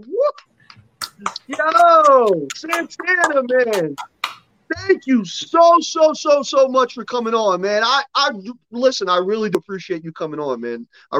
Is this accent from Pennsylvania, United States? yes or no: yes; Philadelphia, Pennsylvania, United States; now in Midwest, United States; Growing up on the East Coast, growing up in Philly, it was Dunkin' Donuts everywhere, okay? Moved out here to the Midwest.